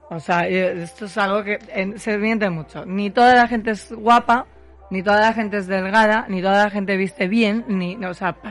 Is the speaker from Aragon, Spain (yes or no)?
yes; Zaragoza, Aragon, Spain